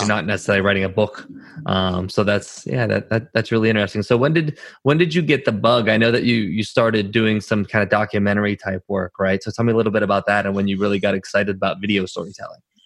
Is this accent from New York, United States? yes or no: no; Pittsburgh, Pennsylvania, United States; moved away; I'm from Pittsburgh originally, born and raised there